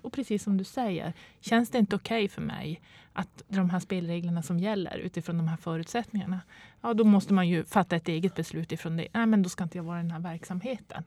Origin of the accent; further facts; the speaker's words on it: Boden, Norrbotten County, Sweden; Jag kommer från Boden och pendlar Eh, de här 100 milen eh, veckovis